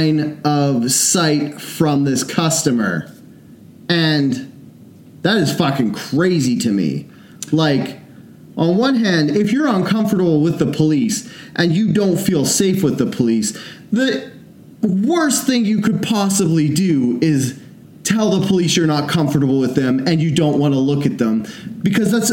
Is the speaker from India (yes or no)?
no; Canada; we're from Canada